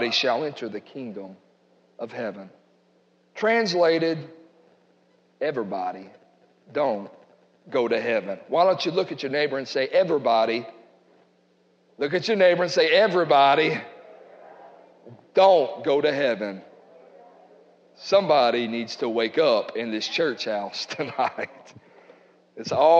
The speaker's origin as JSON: {"language": "English", "country": "United States", "said": "we're American"}